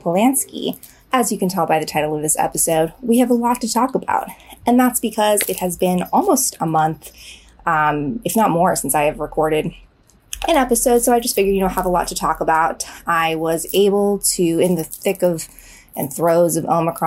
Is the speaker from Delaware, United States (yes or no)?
no; Boston, Massachusetts, United States; now in Los Angeles, United States; I'm from Boston.